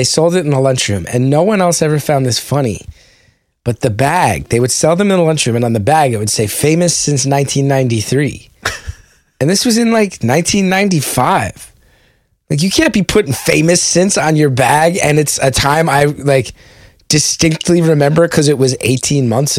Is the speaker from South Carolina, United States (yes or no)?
no; West Orange, New Jersey, United States; a bunch of goons who grew up in West Orange together